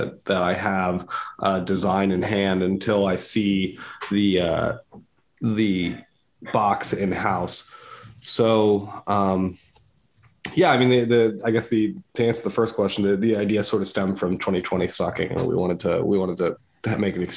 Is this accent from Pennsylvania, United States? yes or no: yes; Downingtown, Pennsylvania, United States; I'm a Downingtown guy. I grew up in Downingtown